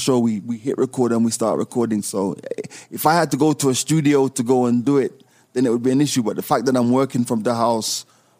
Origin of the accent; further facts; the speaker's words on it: Jamaica; also born or lived in United Kingdom / United States; luckily I've had the exposure of growing up in the UK, growing up in Jamaica, you know, always been in the States.